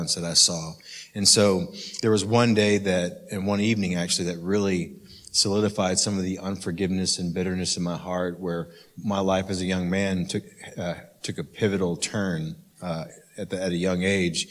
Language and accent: English; Oklahoma City, Oklahoma, United States; I grew up in Oklahoma City and love Oklahoma City my whole life